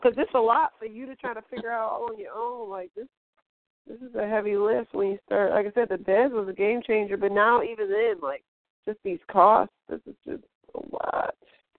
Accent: Midwest, United States; I'm from the Midwest, so we used to do these things called lock-ins.

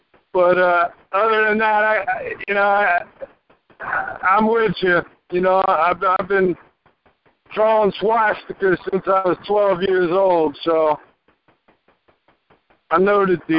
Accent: New Jersey, United States; accent: heavy accent; moved away as an adult; also born or lived in New York; now in East Tennessee, United States; I'm from New Jersey originally. I'm living in East Tennessee right now.

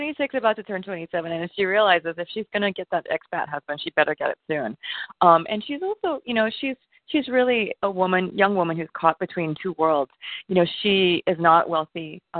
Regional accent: Singapore; moved away as an adult; now in New York, United States; when I was growing up in Singapore

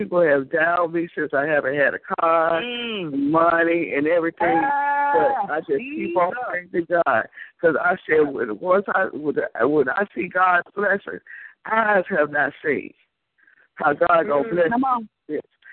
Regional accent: Chicago, Illinois, United States; now in Alabama, United States; I'm from Chicago, but I live in Alabama.

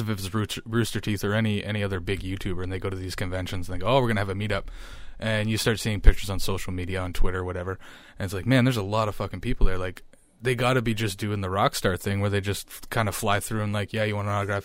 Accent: small town on the shores of Lake Huron, Ontario, Canada; moved away as an adult; now in Ottawa, Canada; the population of my hometown is thirty-five hundred people.

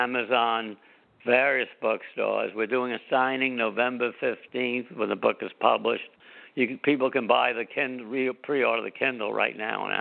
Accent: New York City, New York, United States; I grew up in New York City

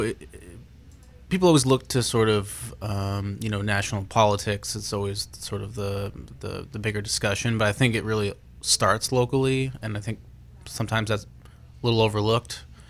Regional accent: Portland, Maine, United States; I grew up in Portland. Uh, I still live in Portland

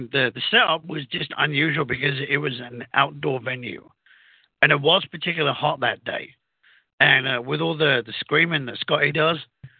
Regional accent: United Kingdom; accent: British; now in United States

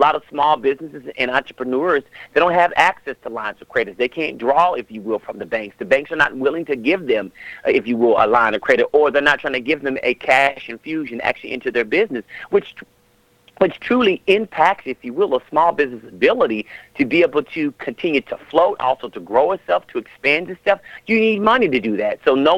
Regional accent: Las Vegas, Nevada, United States; now in Atlanta, United States; I'm from Vegas

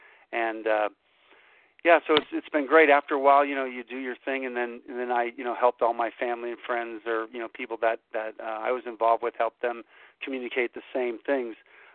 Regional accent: Orlando, Florida, United States; I love it here in New Hampshire. I grew up in Orlando, you know, I've been out of the country when my father was in the service and all.

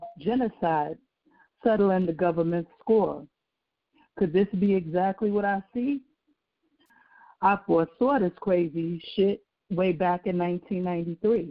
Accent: New York, United States; I am from New York, born and raised

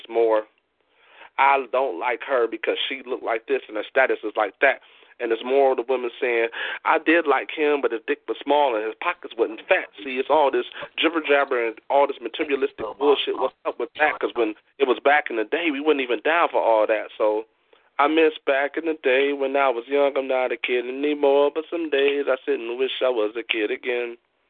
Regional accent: Midwest, United States; because I'm from the Midwest, but my southern roots ran deep.

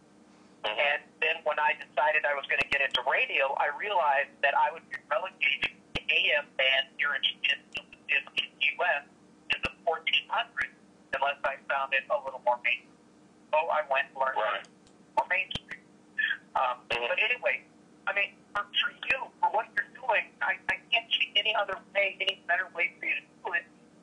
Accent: Illinois, United States; I speak UK English, American English, and then what I grew up with outside of Chicago, Hispanic.

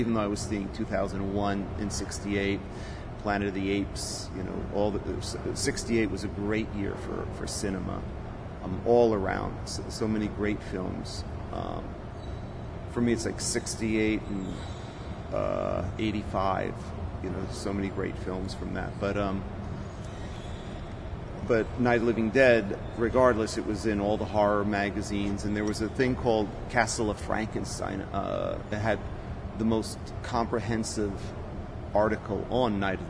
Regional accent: Rockland County, New York, United States; also born or lived in Las Vegas, Nevada; I moved back and to Rockland County, which is where I grew up, Rockland County, New York

